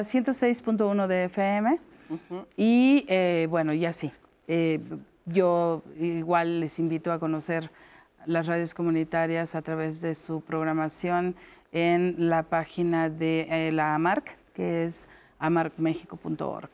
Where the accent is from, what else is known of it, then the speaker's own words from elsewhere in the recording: Mexico; como mujeres mexicanas, como artistas mexicanas